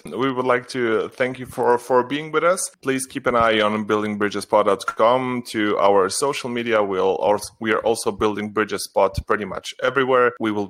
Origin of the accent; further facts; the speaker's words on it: Slovenia; moved away; No, I'm from Slovenia. Yeah, but I live...